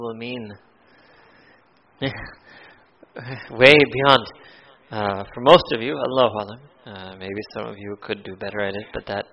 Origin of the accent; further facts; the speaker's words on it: United States; I grew up in America